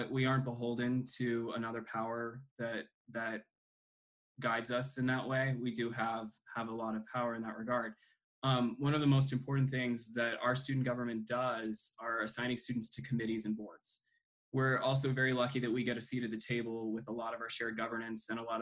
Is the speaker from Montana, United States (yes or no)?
yes; Polson, Montana, United States; moved away as an adult; now in Missoula, United States; I'm from Polson, Montana